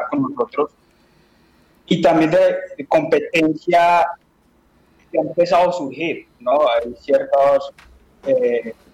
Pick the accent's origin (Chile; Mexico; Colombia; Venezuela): Colombia; now in Spain; soy colombiano, como pueden notarlo en mi no soy de acá de España.